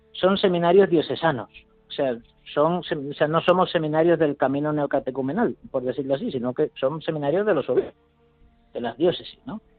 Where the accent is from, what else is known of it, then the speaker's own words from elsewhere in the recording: Venezuela; moved away as an adult; now in Madrid, Spain; Yo en su día, yo vine aquí de Venezuela y por sorteo pues me han enviado a Madrid.